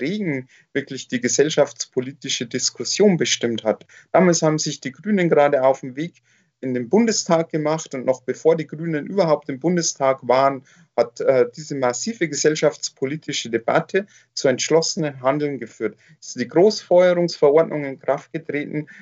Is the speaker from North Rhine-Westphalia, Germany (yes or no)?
no; Nuremberg, Bavaria, Germany; wir äh, NürnbergerInnen